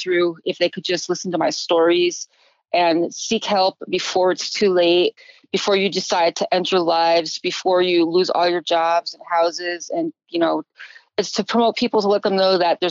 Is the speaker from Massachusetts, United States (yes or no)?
no; Connecticut, United States; moved away; back east, where I grew up in Connecticut